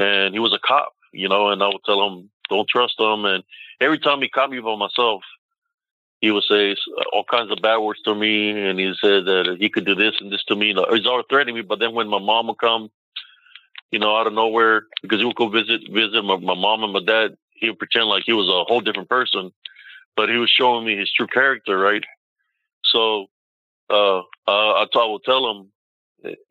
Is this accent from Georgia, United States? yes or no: no; Rio Grande Valley, Texas, United States; moved away as an adult; now in Killeen, United States; I moved all my brother and sisters away from my hometown and brought them to Killeen.